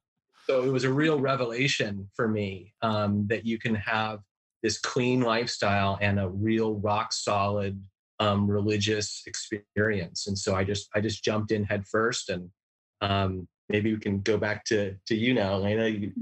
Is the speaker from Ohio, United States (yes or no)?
yes; Cleveland Heights, Ohio, United States; I was raised in Cleveland Heights, Ohio, and was raised a Unitarian Universalist, which is kind of an ecumenical, all-inclusive religion of all religions and philosophies kind of blended